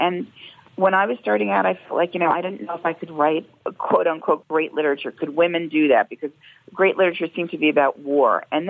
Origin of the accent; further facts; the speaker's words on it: Long Island, New York, United States; I used to escape from Long Island